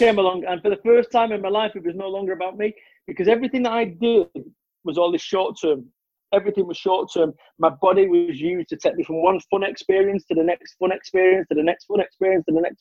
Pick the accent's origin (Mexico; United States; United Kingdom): United Kingdom; Manchester, North West England; I'm from Manchester, which is urban. Where I live now, it's like rural